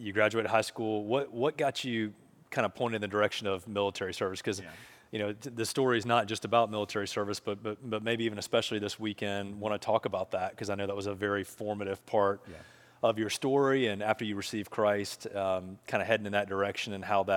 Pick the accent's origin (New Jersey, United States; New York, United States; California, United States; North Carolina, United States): North Carolina, United States; Charlotte; Gabe and I grew up together here in Charlotte.